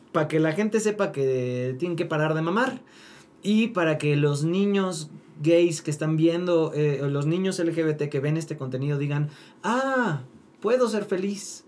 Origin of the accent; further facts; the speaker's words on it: Mérida, Yucatán, Mexico; soy de Mérida.